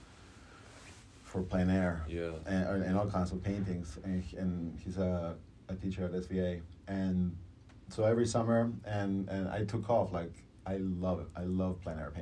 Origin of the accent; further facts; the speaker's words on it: Uruguay; now in United States; I'm originally from Uruguay, you know, and I've been here in the States for about, 25 years now